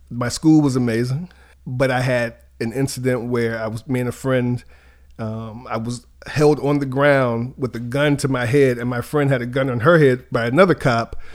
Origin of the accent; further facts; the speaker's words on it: Charlottesville, Virginia, United States; I'm from Charlottesville, Virginia.